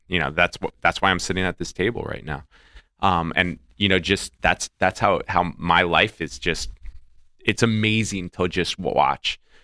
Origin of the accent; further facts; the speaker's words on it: Florida, United States; moved away; I'm from Florida